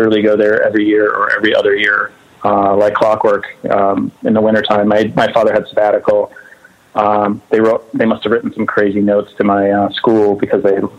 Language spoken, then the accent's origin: English; Northfield, Minnesota, United States; also born or lived in Southern California; So I was, so I was born in southern Minnesota in a town called Northfield. We lived in the country. My father was a professor at a college. And then I did spend a good chunk of my life in Southern California, too.